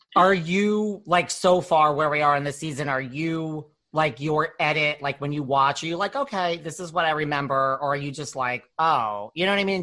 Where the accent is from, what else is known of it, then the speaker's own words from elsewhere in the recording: New York, United States; I'm from New York